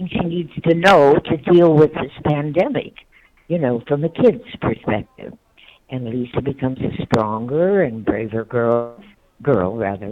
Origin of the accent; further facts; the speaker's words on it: North Dakota, United States; moved away; also born or lived in Lynwood, California; I was originally from North Dakota myself